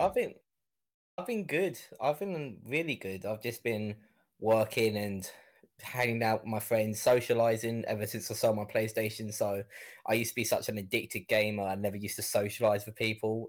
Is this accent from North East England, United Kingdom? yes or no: no; Kent, South East England, United Kingdom; I grew up in an area called Kent